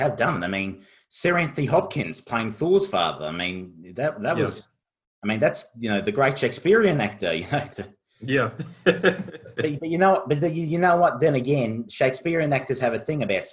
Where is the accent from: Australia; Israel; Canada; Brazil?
Australia; Being Australian